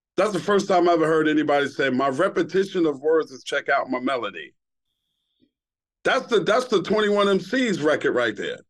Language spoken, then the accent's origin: English; New York City, New York, United States; born or raised there; also born or lived in Brooklyn